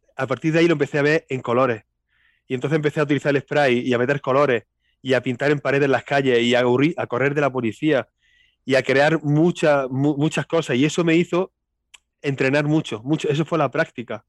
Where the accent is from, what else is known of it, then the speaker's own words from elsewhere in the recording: Linares, Andalusia, Spain; accent: Andalusian; nací aquí y aquí vivo siempre, aquí he vivido siempre.